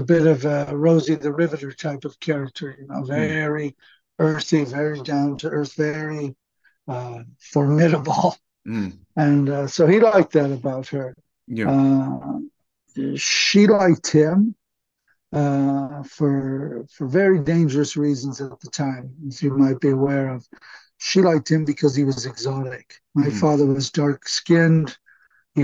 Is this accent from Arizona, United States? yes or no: no; Los Angeles, California, United States; They met in Los Angeles, California, which is where I ultimately was born in 1966